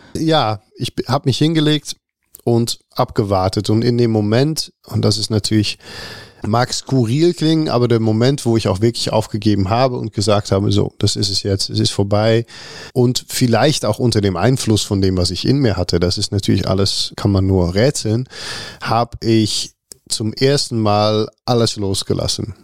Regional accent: Netherlands; German is a second language; moved away as an adult; also born or lived in Rotterdam; now in Cologne, Germany; ich bin Holländer

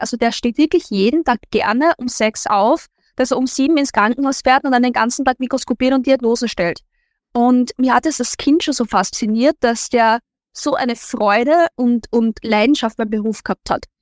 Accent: Linz, Upper Austria, Austria; ich bin aus Linz und es ist Linz ist die Hauptstadt von Oberösterreich

